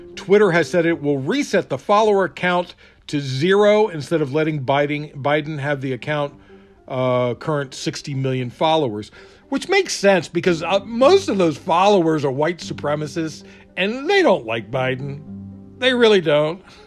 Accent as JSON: {"language": "English", "region": "Maryland", "country": "United States", "said": "I'm from Maryland"}